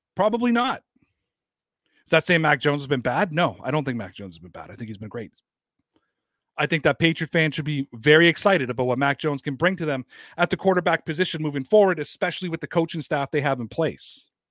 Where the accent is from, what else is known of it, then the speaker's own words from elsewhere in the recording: Canada; I'm not from Boston and that I'm from Canada